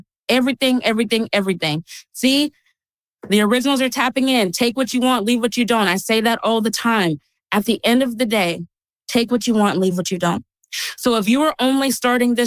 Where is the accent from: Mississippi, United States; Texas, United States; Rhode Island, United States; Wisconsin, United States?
Texas, United States; I grew up in Texas